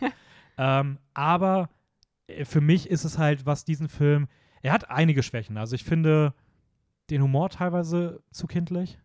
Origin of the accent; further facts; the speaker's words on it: Hameln, Lower Saxony, Germany; meine Heimat